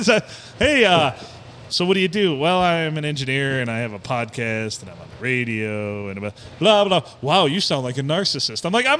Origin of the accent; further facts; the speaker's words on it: United States; I'm an American.